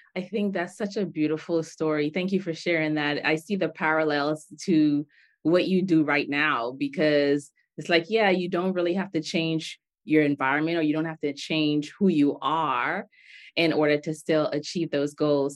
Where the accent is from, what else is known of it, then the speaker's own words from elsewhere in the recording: Bahamas; now in United States; I grew up in the Bahamas, my dad's from Nigeria, my husband's from Togo, I live in the United States of America